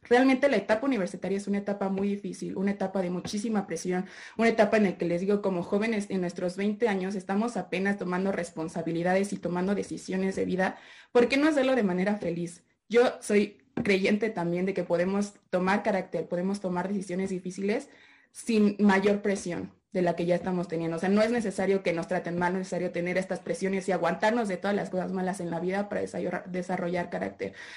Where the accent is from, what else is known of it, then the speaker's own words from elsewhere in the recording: Mexico; como buenas personas mexicanas